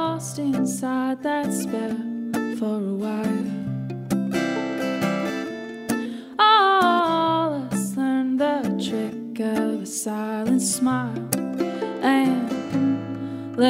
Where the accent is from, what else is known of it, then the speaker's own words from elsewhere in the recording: Lincoln, Nebraska, United States; I'm from Lincoln, Nebraska.